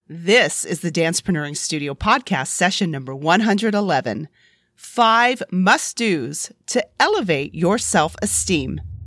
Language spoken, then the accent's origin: English; United States; I'm an American citizen